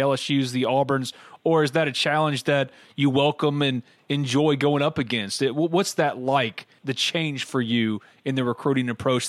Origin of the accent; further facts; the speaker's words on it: New Albany, Mississippi, United States; BNA's main office and 2 branch offices are located in New Albany, my hometown